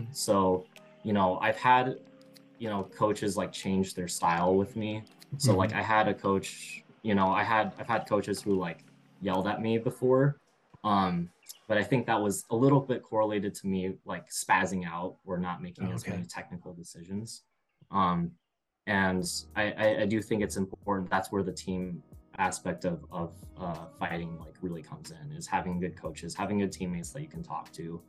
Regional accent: Iowa, United States; So I moved here from Iowa, and, in Iowa, we generally had like 4 classes like per week at my older gym

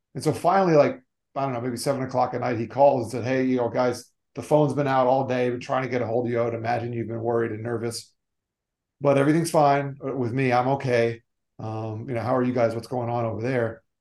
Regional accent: South Florida, United States; also born or lived in New York; I grew up in South Florida, moved down here when I was three, still live here to this day

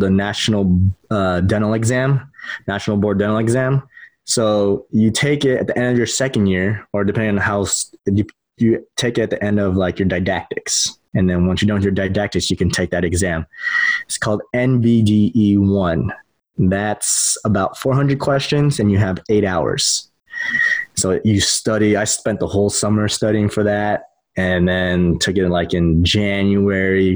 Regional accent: San Diego, California, United States; moved away as an adult; also born or lived in Midwest; now in Ohio, United States; I'm from San Diego. I went to the Midwest

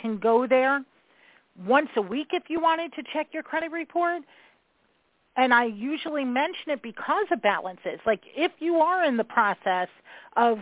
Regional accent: New York, United States; I'm a New Yorker, so I talk fast

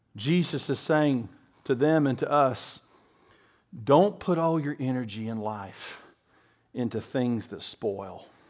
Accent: Bristol, Tennessee, United States; I went to King College in Bristol, Tennessee, and Bristol was my hometown

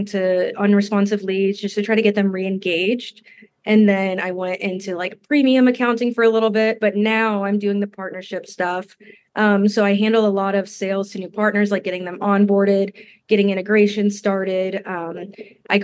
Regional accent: Denver, Colorado, United States; now in Kansas City, United States; I'm originally from Denver

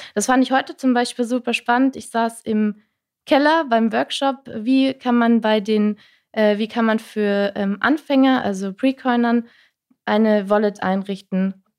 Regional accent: Rhine-Main area, Germany; ich komme eigentlich äh, raus aus dem Rhein-Main-Gebiet

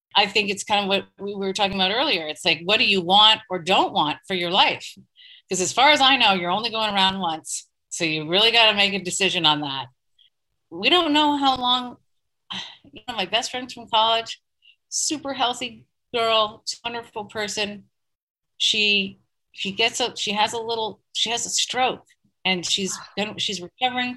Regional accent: East Coast, United States; moved away as an adult; also born or lived in Portland; now in New York, United States; I'm from the East Coast. My family is back there

